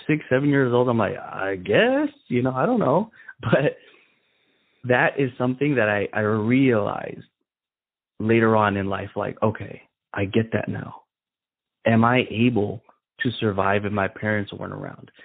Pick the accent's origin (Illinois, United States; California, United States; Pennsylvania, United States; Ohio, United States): Illinois, United States; Chicago; growing up in Chicago, we we lived in the ghetto